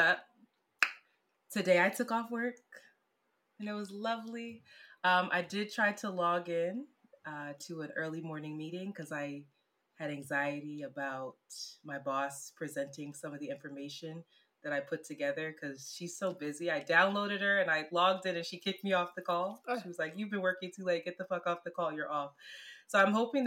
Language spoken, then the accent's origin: English; Philadelphia, Pennsylvania, United States; now in Brooklyn, United States; I'm from Philly